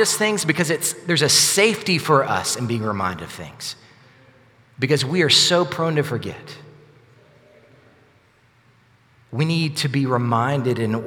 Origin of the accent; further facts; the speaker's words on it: Sylacauga, Alabama, United States; also born or lived in Northport, Alabama; I grew up in Sylacauga, but after I graduated high school, my parents moved to Northport